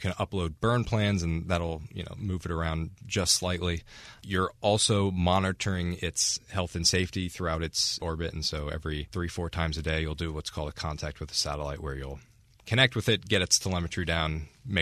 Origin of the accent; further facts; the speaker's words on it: New Jersey, United States; I'm from New Jersey